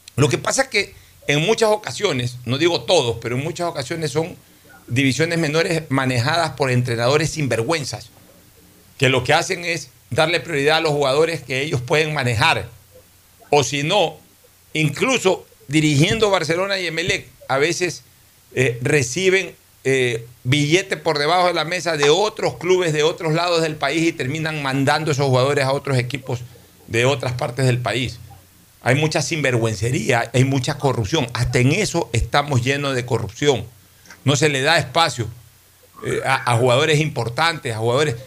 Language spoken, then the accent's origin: Spanish; Guayaquil, Guayas, Ecuador; yo, que soy guayaquileño y que Vivo en esta ciudad